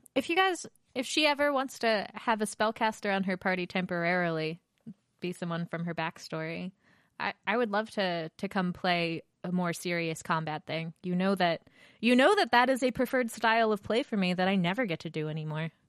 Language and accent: English; Baltimore, Maryland, United States; moved away; I am from Baltimore, where Under Armour's from